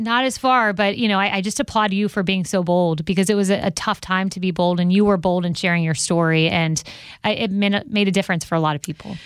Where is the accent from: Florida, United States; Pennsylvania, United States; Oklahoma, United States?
Florida, United States; where I'm from in mm-hmm. Florida